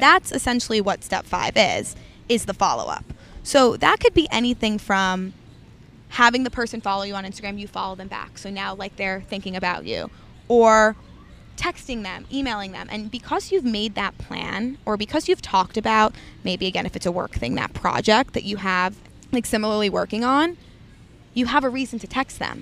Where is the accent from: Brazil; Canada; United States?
United States; New York City, New York; born and raised in Manhattan, the West Village